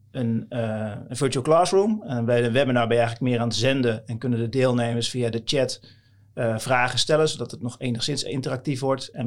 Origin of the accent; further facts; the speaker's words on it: Dalen, Drenthe, Netherlands; Eh, ik kom uit Dalen, dat is een klein dorpje tussen Koevoorde en Emmen.